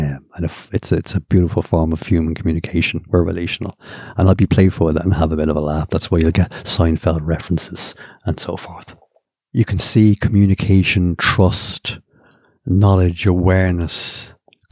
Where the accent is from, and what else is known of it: Ireland; born or raised there